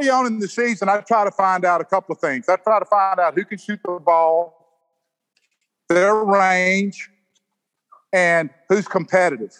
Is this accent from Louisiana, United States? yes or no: no; the Mississippi Delta, United States; also born or lived in Gulfport, Mississippi; I was born and reared in the Delta of Mississippi. I moved to Gulfport when I was 15 years old.